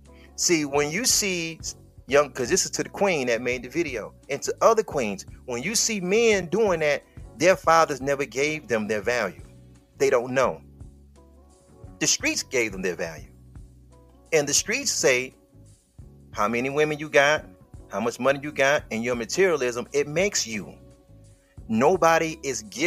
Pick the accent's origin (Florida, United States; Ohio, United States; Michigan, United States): Michigan, United States; Detroit; I'm from Detroit